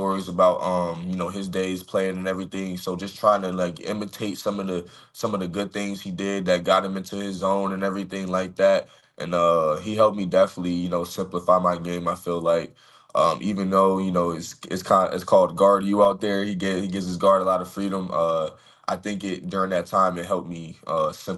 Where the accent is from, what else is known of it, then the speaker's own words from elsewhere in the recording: Cary, North Carolina, United States; moved away as an adult; also born or lived in Tempe, Arizona; my hometown